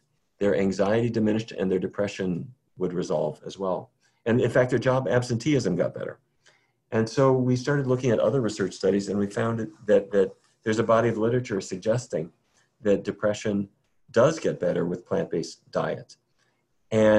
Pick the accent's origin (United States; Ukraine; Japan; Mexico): United States; North Dakota; now in Washington, D.C., United States; I grew up in North Dakota, where it was every day was roast beef, baked potatoes, and corn